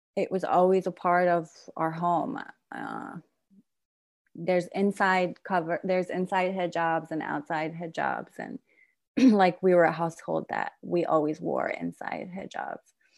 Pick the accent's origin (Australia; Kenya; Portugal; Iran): Iran; now in Brooklyn, United States; I'm originally from Iran, but I'm mixed. My mother is American and my father is Iranian